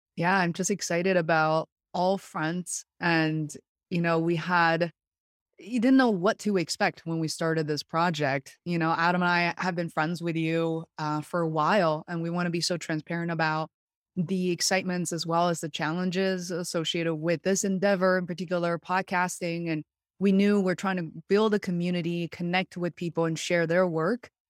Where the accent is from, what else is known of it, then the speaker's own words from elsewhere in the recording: Beijing, China; now in Western Massachusetts, United States; I was born and raised in Beijing, China, where I very much consider home still.